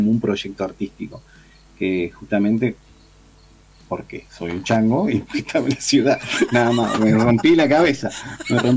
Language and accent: Spanish; Bogotá, Colombia; moved away; De Colombia, de Bogotá.